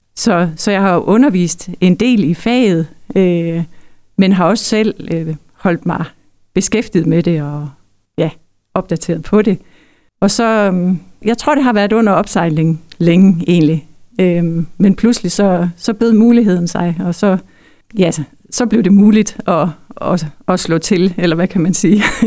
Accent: Denmark; now in Hirtshals area, Denmark; jeg er opvokset i Østerbro

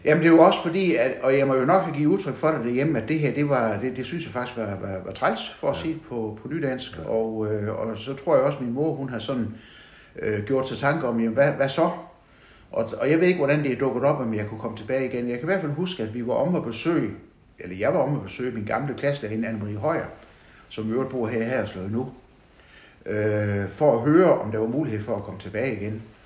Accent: Vojens, Southern Denmark, Denmark; now in Haderslev, Denmark; jeg er født i Vojens

